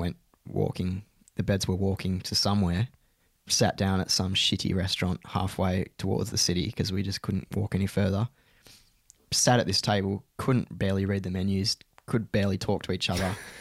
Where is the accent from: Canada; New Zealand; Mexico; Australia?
Australia; we were Australian